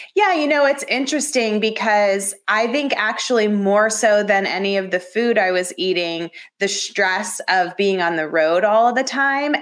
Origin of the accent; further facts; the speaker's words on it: Atlanta, Georgia, United States; moved away as an adult; also born or lived in Athens, Georgia / Los Angeles / Dallas / Washington D.C.; I grew up in the suburbs of Atlanta